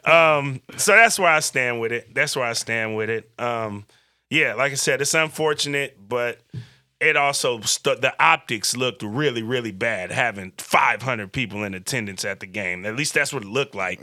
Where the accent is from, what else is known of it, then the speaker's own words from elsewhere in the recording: Vallejo, California, United States; also born or lived in Berkeley, California / Oakland, California; I grew up in Vallejo.